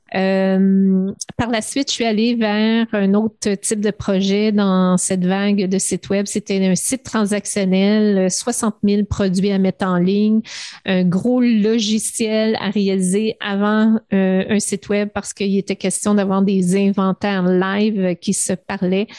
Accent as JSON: {"language": "French", "town": "Montreal", "region": "Quebec", "country": "Canada", "tie": "born or raised there", "said": "je viens du, du West Island, euh, l'ouest de Montréal. J'ai grandi dans une belle banlieue"}